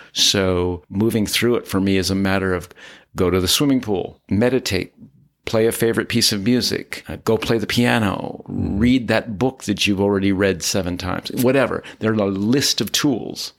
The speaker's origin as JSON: {"language": "English", "town": "Pender", "region": "Nebraska", "country": "United States", "tie": "born or raised there", "also_born_or_lived": "Pittsburgh / Los Angeles / Lincoln", "moved": "as an adult", "lives_now": "Altadena, United States", "said": "We were in a small village in northeast Nebraska where I was being raised"}